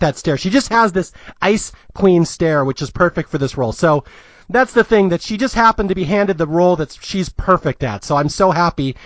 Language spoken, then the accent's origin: English; Seattle, Washington, United States; I am from Seattle.